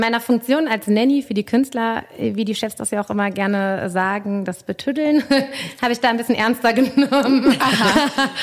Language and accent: German; Cologne, North Rhine-Westphalia, Germany; ich bin ja natürlich in Ports aufgewachsen